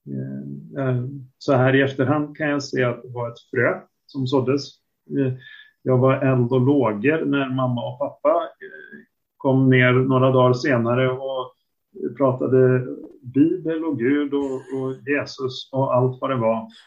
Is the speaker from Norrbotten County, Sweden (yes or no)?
yes; Boden, Norrbotten County, Sweden; Jag kommer ju från Boden ursprungligen så det var en stor grej att få åka söderut i landet.